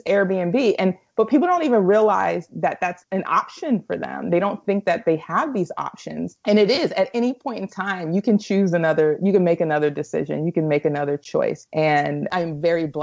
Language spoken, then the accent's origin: English; United States; being an American traveling abroad, or Black American traveling abroad